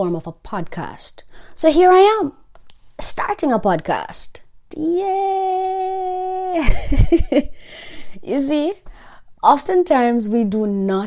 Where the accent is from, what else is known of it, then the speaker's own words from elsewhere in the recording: Jamaica; I am Jamaican